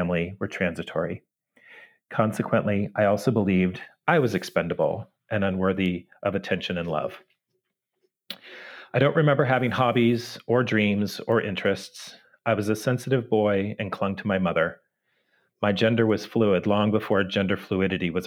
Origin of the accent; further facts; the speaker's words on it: San Diego, California, United States; now in Kentucky, United States; I was born and raised in San Diego